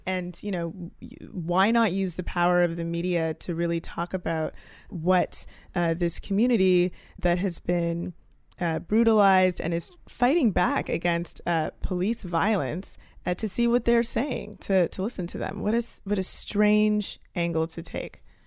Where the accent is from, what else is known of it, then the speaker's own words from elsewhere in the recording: Canada; now in United States; I'm a Canadian living in the United States